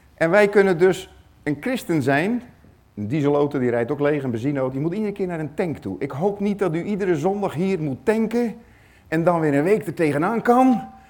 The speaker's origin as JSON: {"language": "Dutch", "country": "Netherlands", "said": "ik ben Nederlander"}